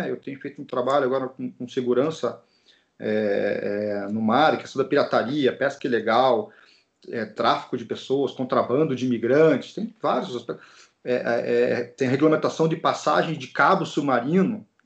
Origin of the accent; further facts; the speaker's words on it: Curitiba, Paraná, Brazil; eu sou natural de Curitiba, no Paraná, e eu queria morar na praia que eu surfava naquela época ainda